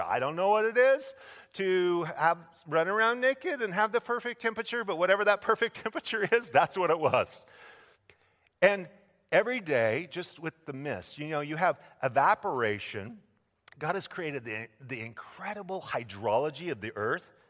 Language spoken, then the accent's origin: English; Idaho, United States; my home state of Idaho